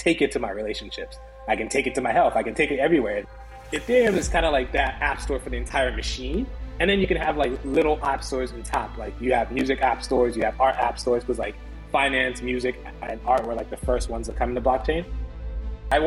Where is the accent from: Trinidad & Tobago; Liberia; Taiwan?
Liberia; now in United States; born West Coast, Africa, Liberia, came to the States during the Civil War as refugees